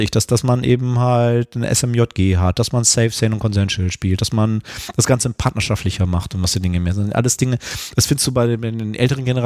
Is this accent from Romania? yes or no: no; North Germany, Germany; ich bin äh, ja hier im Norden geboren und aufgewachsen